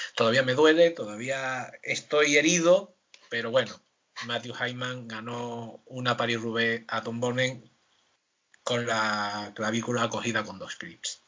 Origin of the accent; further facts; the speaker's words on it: Seville, Andalusia, Spain; yo soy de Sevilla